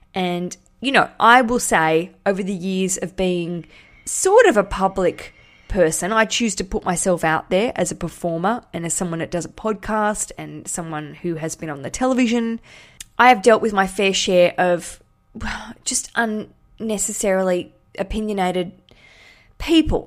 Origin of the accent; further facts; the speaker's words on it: Australia; now in London, United Kingdom; I'm Australian, live in London